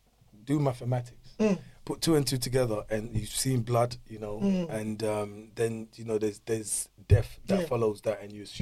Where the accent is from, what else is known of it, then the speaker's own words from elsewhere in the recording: DR Congo; now in London, United Kingdom; growing up in Congo